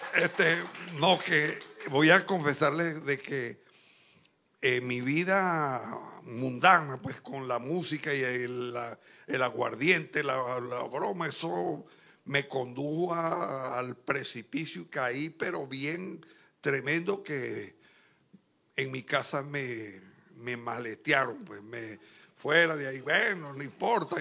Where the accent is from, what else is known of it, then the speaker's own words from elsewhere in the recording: Barquisimeto, Lara, Venezuela; moved away as an adult; now in Santo Domingo, Dominican Republic; yo soy de Barquisimeto, una ciudad grande